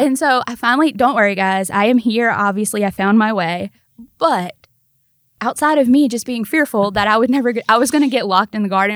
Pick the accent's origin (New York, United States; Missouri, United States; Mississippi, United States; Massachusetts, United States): Mississippi, United States; now in Memphis, United States; I was born in Mississippi.